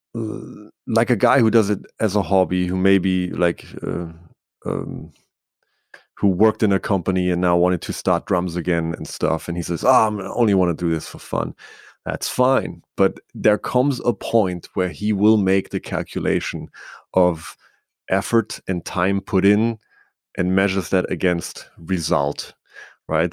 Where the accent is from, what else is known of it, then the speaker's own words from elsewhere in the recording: Bavaria, Germany; I grew up in Bavaria in, in Germany